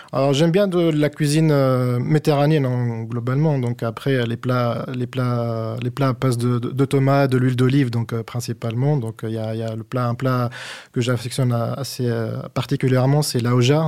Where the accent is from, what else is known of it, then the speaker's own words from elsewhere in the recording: Tunis, Tunis Governorate, Tunisia; moved away as an adult; also born or lived in Niort, France; now in France; je suis passé de Tunis, la capitale, à, Agnor